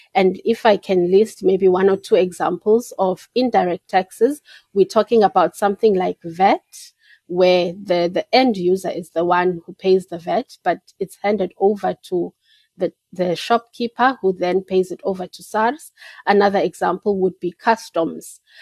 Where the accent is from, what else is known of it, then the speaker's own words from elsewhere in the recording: Port Elizabeth, Eastern Cape, South Africa; also born or lived in Peddie, Eastern Cape; I was born and bred in Port Elizabeth, Ebai